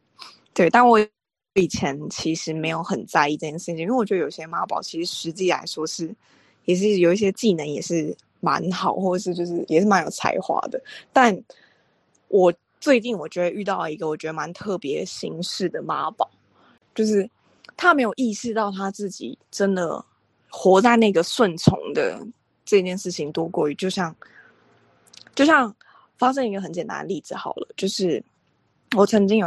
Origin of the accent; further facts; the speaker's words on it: Taiwan; 我是台湾人。